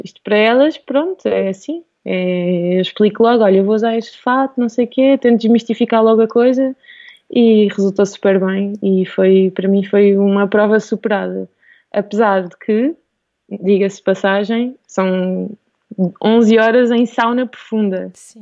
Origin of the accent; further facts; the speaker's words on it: Alentejo coast, Portugal; also born or lived in Lisbon / Australia; cresci no Alentejo, no litoral alentejano, sempre numa vila pequenina